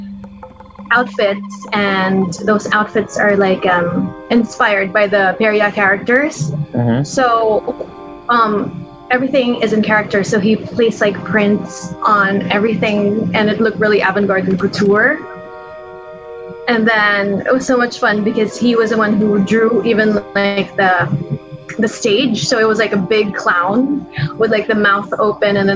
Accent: Philippines; I'm Filipino

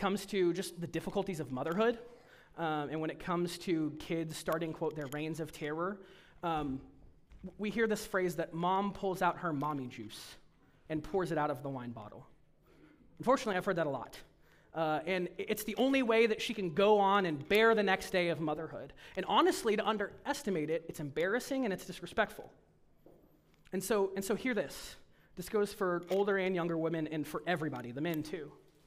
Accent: United States; as American Protestants, evangelicals

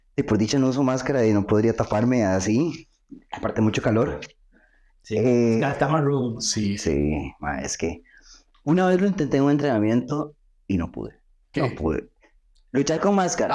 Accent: Costa Rica; yo soy de Costa Rica

